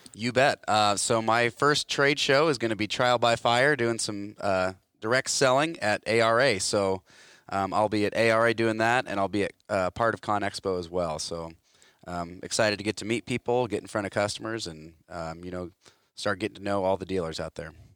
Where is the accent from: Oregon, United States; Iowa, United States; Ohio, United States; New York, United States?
Iowa, United States; Hartwick; I grew up in Hartwick, Iowa, tiny little town, um, a little east of Grinnell.